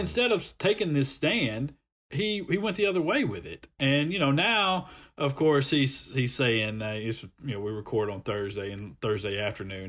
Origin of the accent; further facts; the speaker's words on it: Montgomery, Alabama, United States; I'm from Montgomery